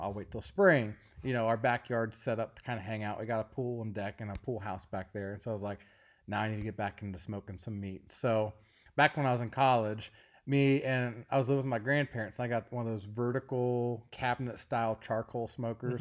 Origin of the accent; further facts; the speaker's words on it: Ashland, Kentucky, United States; moved away as an adult; we both are from Kentucky, And we lived in Eastern Kentucky, a place called Ashland, Kentucky.